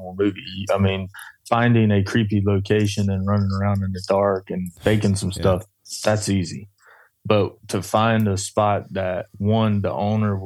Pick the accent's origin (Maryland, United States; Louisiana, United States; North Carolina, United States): North Carolina, United States; I'm from North Carolina